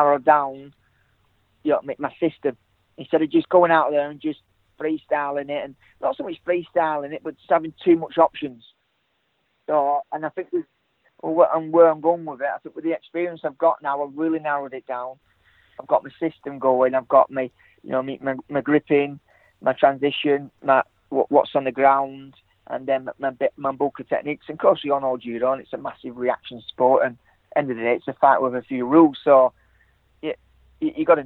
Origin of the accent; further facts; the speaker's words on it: Blackburn, North West England, United Kingdom; moved away; I'm brought up in England. I'm from Blackburn